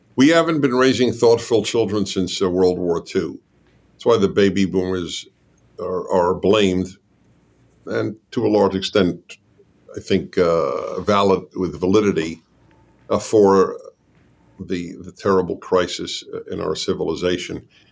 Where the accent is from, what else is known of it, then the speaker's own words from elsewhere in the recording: United States; I'm American